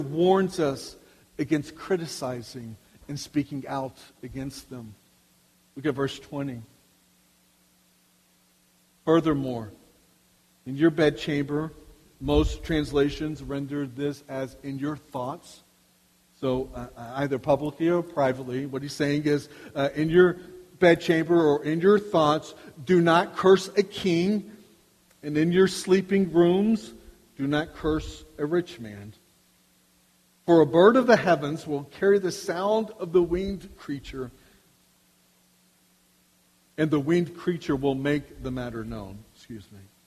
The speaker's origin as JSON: {"language": "English", "country": "United States", "said": "as American citizens"}